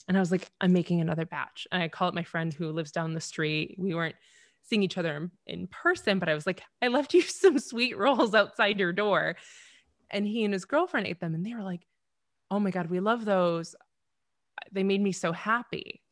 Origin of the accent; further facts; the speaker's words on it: Temperance, Michigan, United States; my hometown. It is Wee Little Temperance, Michigan